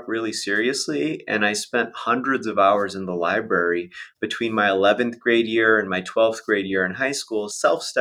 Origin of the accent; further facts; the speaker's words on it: Las Vegas, Nevada, United States; I grew up in Las Vegas, Nevada